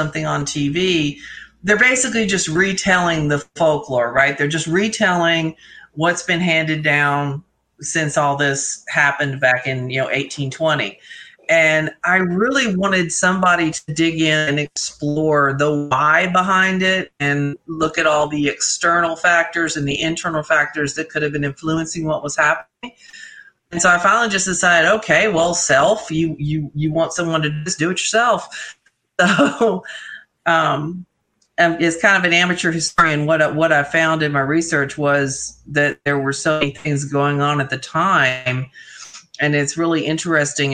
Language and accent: English; Tennessee, United States; moved away; I grew up in Tennessee